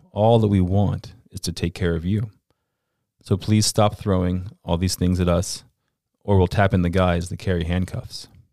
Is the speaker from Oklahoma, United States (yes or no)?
no; Central Florida, United States; I grew up in Florida, Central Florida, to be exact